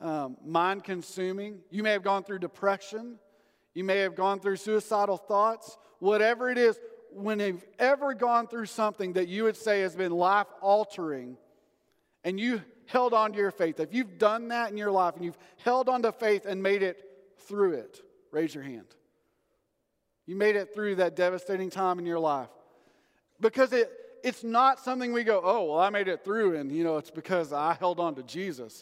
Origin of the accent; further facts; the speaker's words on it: Sundown, Texas, United States; moved away as an adult; also born or lived in Amarillo, Texas; I grew up in Sundown, Texas